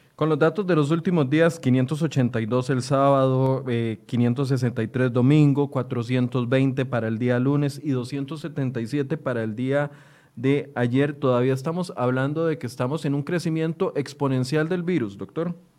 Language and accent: Spanish; Costa Rica; como ciudadanos, como costarricenses